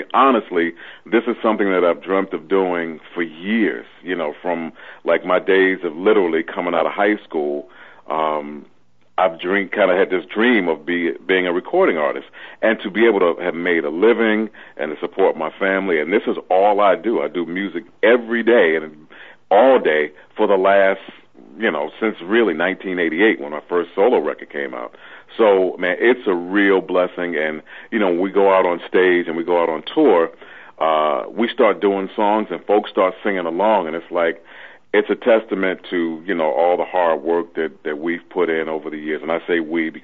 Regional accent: New York City, New York, United States; also born or lived in Richmond, Virginia; I'm born and raised and bred in Brooklyn, New York

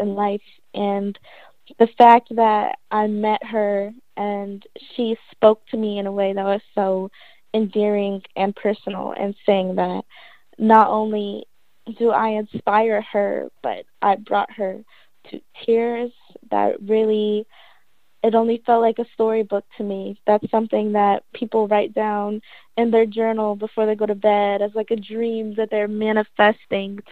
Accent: New Jersey, United States; moved away as an adult; I'm from Jersey. My mom's side is born and raised in Philly. So even though I'm from Jersey, I do claim Jersey

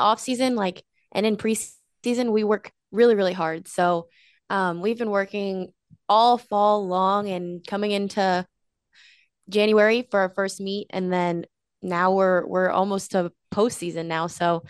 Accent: York, Pennsylvania, United States; Yes, honestly, I was gone more than I was there, or when I was there, I was at the gym. So I didn't honestly get around York that much, but it was good.

